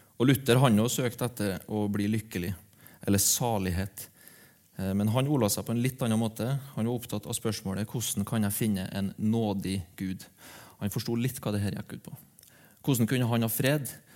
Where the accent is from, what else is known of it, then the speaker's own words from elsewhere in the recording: Aure, Møre og Romsdal, Norway; moved away; hjembygda mi, Aure